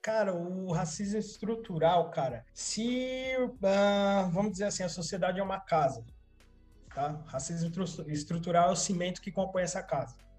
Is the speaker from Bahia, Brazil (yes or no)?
no; São Paulo, Brazil; Eu nasci, cresci na zona sul de São Paulo, bairro normalzinho.